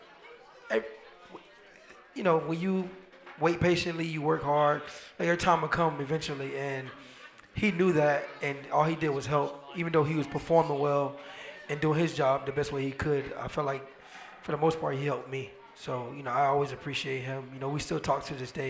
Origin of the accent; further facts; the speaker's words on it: Miami, Florida, United States; I grew up in Miami.